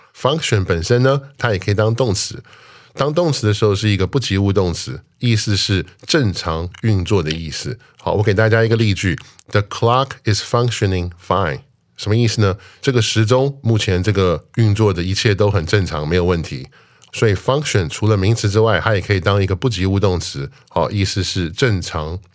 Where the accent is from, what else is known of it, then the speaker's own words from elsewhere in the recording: United States; moved away; 我小时候在那边长大